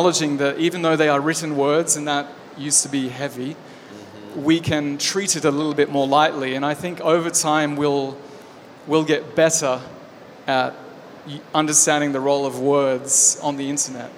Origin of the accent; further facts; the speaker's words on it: Australia; I'm Australian